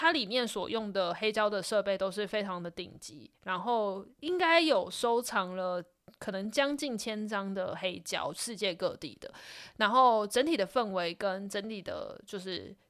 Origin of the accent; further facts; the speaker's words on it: Taiwan; 然后因为我们是来自 We Come From Taiwan 嘛，所以我们就点了一首就是